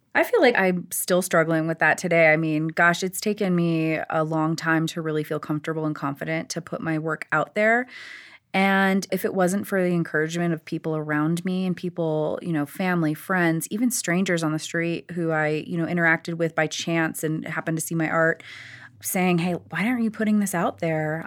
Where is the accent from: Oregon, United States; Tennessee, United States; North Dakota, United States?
North Dakota, United States; now in Denver, United States; I grew up in North Dakota, and I was very much present on the reservation.